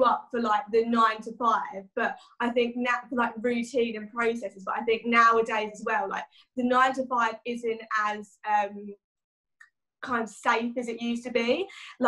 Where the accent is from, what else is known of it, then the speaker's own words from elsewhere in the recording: Chelmsford, East of England, United Kingdom; in Essex, in Chelmsford kind of area. Where I live is very like countryside based, so yeah, it's quite a nice place to kind of grow up